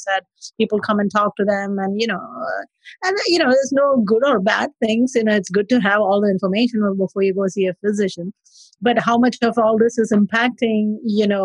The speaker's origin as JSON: {"language": "English", "country": "India", "moved": "yes", "lives_now": "New Orleans, United States", "said": "I'm originally from India. I am currently practicing in New Orleans."}